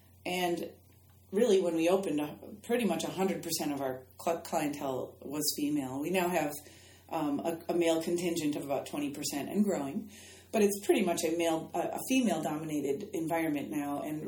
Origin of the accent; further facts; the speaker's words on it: Midwest, United States; And I think growing up in the Midwest and in my family, I grew up in kind of a stoic environment too, just that personality type.